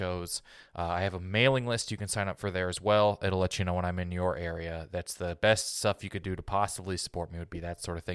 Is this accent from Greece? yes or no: no; Midwest, United States; I grew up in the Midwest